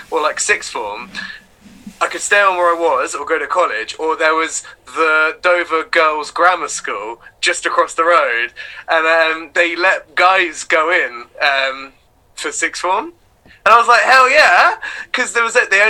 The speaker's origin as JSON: {"language": "English", "town": "Brightlingsea", "region": "East of England", "country": "United Kingdom", "tie": "born or raised there", "also_born_or_lived": "Oxford / Didcot", "said": "and then I moved to a place called Essex, and I spent like primary school in Essex, uh, in Brightlingsea."}